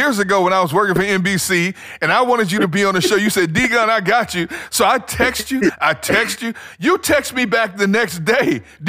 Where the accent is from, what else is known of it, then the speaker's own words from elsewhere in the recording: Wisconsin, United States; I was born in Wisconsin.